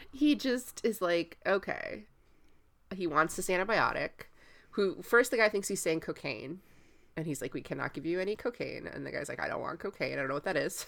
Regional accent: Tampa, Florida, United States; I'm from Tampa

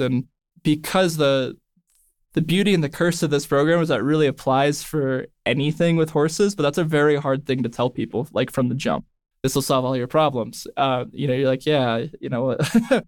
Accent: Northern California, United States; I grew up in Northern California

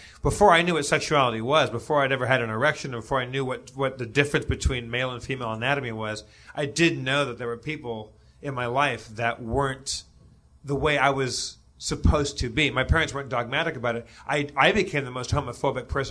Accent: Los Angeles, California, United States; I grew up in Los Angeles

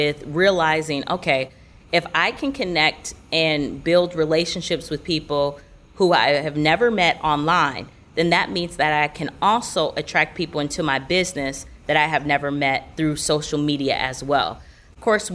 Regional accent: Grand Rapids, Michigan, United States; moved away as an adult; now in Orlando, United States; I did grow up in Michigan. I'm originally from Grand Rapids, went to Michigan State University, and then once I graduated from college, I ended up moving down to Florida.

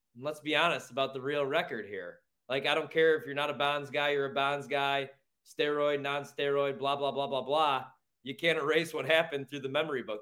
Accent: Chicago, Illinois, United States; my hometown, my home well, city

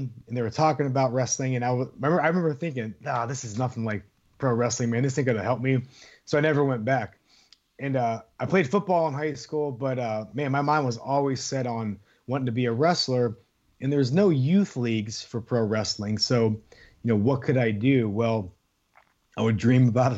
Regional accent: Youngstown, Ohio, United States; I'm from Youngstown, Ohio

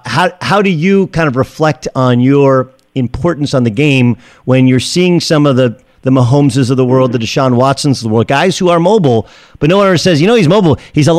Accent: Southern California, United States; I grew up in Southern California

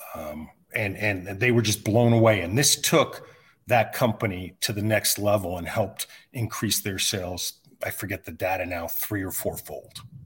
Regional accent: California, United States; moved away as an adult; also born or lived in New York / Bay Area, California; now in Desert Mountain, Arizona, United States; when we moved from New York to California when I was twelve years old

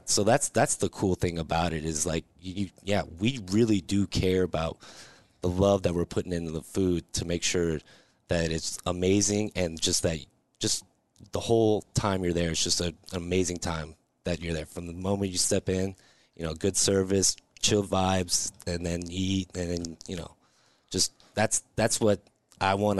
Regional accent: Lincoln, Nebraska, United States; also born or lived in Georgia; now in Omaha, United States; I'm from Lincoln originally

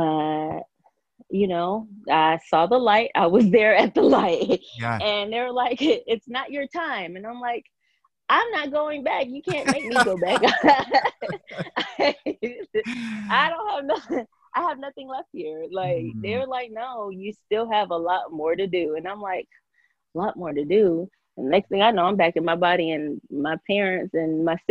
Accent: Georgia, United States; also born or lived in Nigeria; I came here when I was seven or eight years old. And I pretty much grew up a Georgia girl

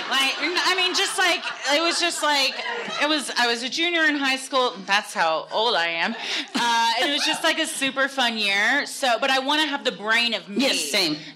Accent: Texas, United States; I'm like, but I'm from Texas

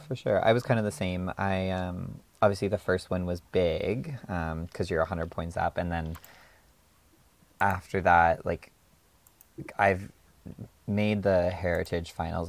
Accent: Alberta, Canada; I'm not from Central, but I am from Alberta.

